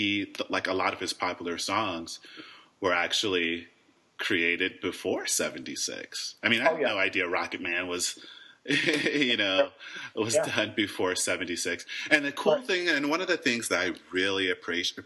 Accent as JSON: {"language": "English", "area": "Indiana/Chicago", "region": "Midwest", "country": "United States", "tie": "born or raised there", "moved": "yes", "lives_now": "Los Angeles, United States", "said": "I grew up in Indiana/Chicago"}